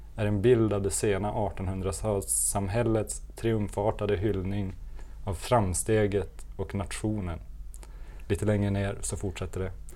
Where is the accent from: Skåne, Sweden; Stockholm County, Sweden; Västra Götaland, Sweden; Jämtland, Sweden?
Västra Götaland, Sweden; Gothenburg; vi här i Göteborg